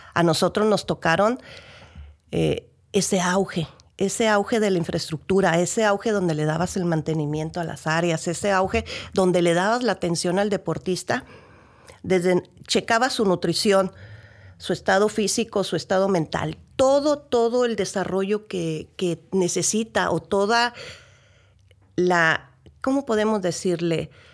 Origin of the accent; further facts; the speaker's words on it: Ensenada, Baja California, Mexico; si somos de aquí de Ensenada